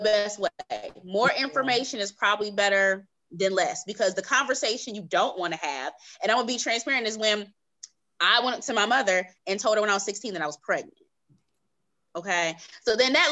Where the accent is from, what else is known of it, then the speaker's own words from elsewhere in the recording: California, United States; I'm from California, and I came out to Atlanta on a college tour